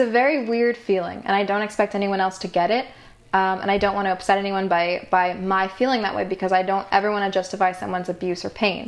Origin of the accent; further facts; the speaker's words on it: Cooperstown, New York, United States; moved away as an adult; also born or lived in Brooklyn, New York; I grew up in upstate New York